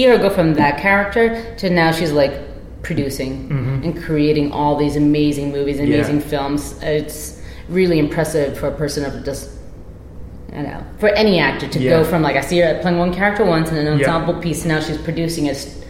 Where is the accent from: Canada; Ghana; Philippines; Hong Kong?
Philippines; Growing up in the Philippines, I thought this was normal. Apparently it's not, but my parents used to make their own beer in the bathroom, in the guest bathroom, because it's a Muslim country, so can't be drinking.